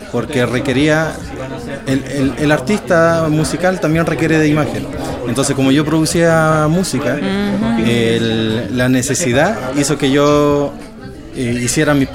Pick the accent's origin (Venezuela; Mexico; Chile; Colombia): Chile; moved away as an adult; now in Stockholm, Sweden; Soy chileno, de Chile, eh, Sudamérica.